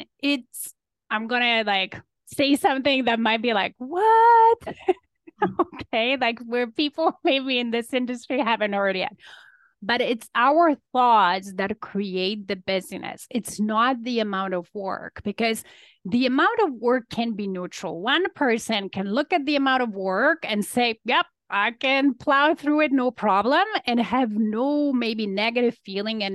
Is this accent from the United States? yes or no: no; Poland; now in Toronto, Canada; I'm an immigrant to Canada. So I came from Poland